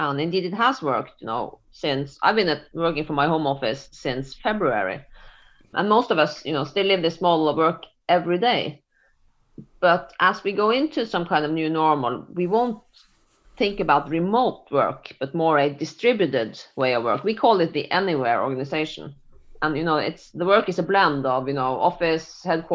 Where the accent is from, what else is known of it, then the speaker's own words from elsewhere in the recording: Norway; I'm from Norway